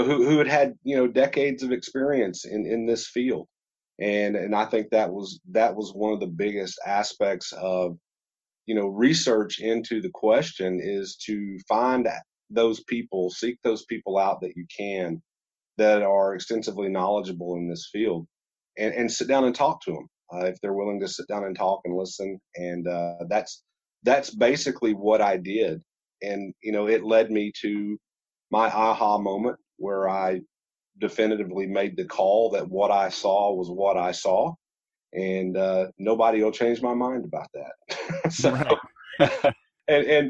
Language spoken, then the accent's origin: English; Georgia, United States; now in Alaska, United States; growing up in Georgia